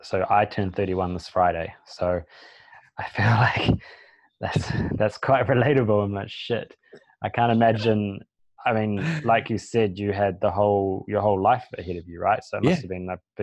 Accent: New Zealand; I'm from New Zealand

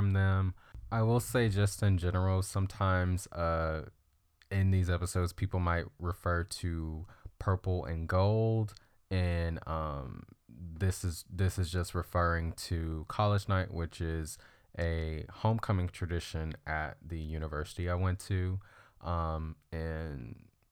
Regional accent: Bradenton, Florida, United States; I grew up in Florida, Bradenton, Florida

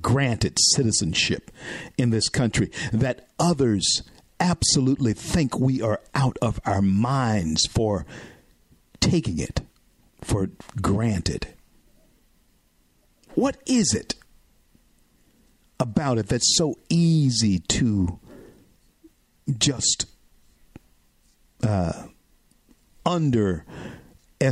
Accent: Shreveport, Louisiana, United States; also born or lived in Florida; I remember drinking from black and white water fountains in my hometown of Shreveport, Louisiana

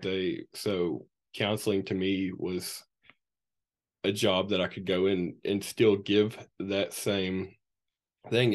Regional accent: Morehead, Kentucky, United States; I grew up right here in Moorhead, Kentucky

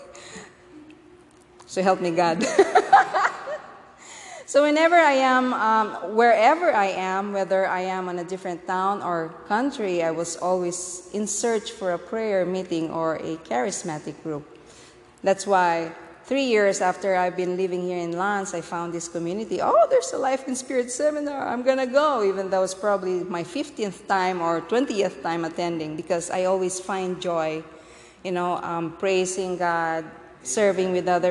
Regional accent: Philippines; moved away; born and raised in the Philippines.

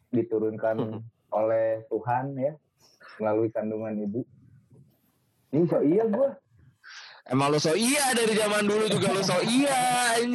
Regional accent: Bogor, West Java, Indonesia; gue dari Bogor.

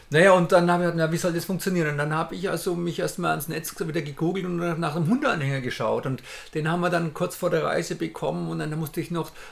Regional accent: Bavaria, Germany; Wir kommen aus Bayern, um Gottes Willen. Und äh, das sind ja 1000 Kilometer eine Richtung

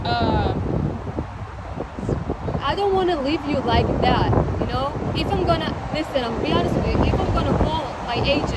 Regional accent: Israel; I'm not from here. I'm from Israel.

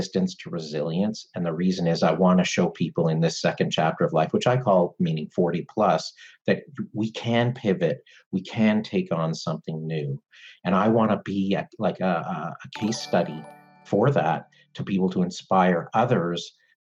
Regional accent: Canada; I'm Canadian

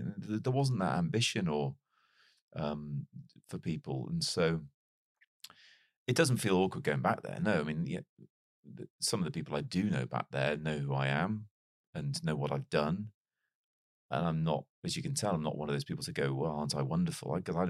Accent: Wales, United Kingdom; also born or lived in Chester; despite growing up in North Wales, England is not too far away from where I grew up. And I was actually born in Chester, which is where both my parents

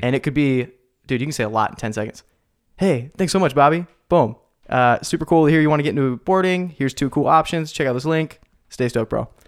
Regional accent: Salem, United States; Salem, my hometown

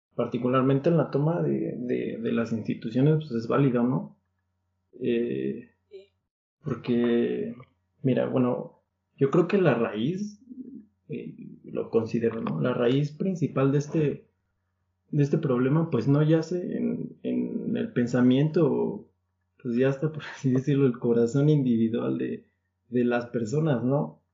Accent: Mexico; somos mexicanos

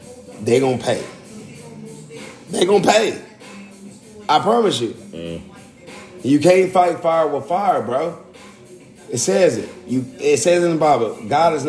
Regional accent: Louisiana, United States; I'm from Louisiana

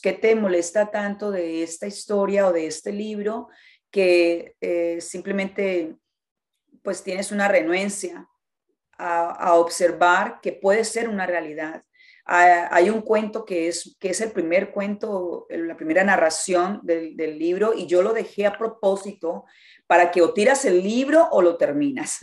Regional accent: Colombia; yo soy colombiana

